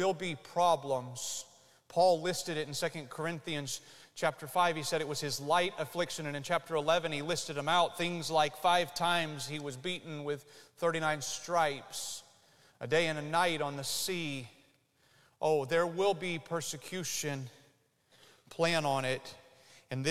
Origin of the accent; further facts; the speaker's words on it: United States; you and I as Americans